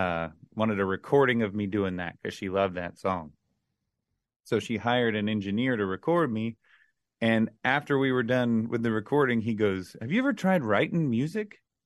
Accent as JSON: {"language": "English", "town": "Orlando", "region": "Florida", "country": "United States", "tie": "born or raised there", "lives_now": "Nashville, United States", "said": "Really, it would have been just growing up in Orlando in the, you know, around the kids and stuff I grew up around. It was kind of wasn't the wealthiest area"}